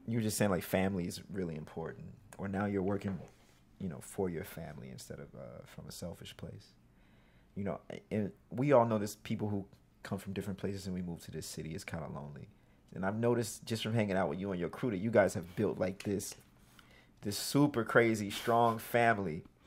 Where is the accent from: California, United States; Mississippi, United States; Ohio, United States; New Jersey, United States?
Mississippi, United States; now in New York, United States; I'm from Mississippi.